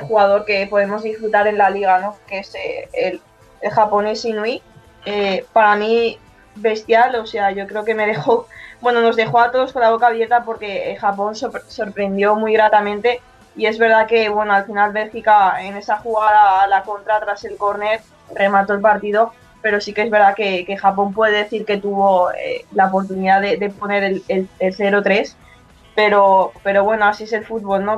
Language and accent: Spanish; a village next to Fuentealbilla, Castilla-La Mancha, Spain; mi pueblo exactamente está al lado suyo